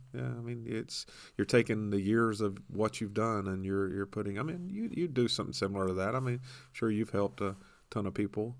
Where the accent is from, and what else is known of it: Tampa area, Florida, United States; born or raised there; moved away